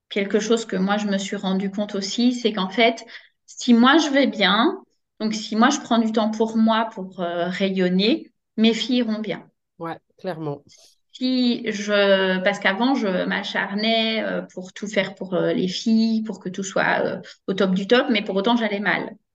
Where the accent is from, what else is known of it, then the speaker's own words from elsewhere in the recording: Braine-l'Alleud, Wallonia, Belgium; je suis de Brenne Lalleux.